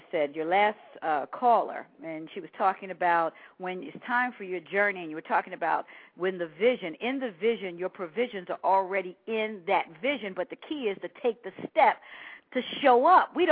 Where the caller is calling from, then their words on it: Pennsylvania, United States; I'm from the Delaware, Pennsylvania area.